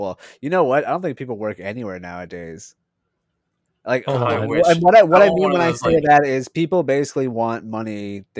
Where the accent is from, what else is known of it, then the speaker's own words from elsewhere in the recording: Canada; But I'm from Canada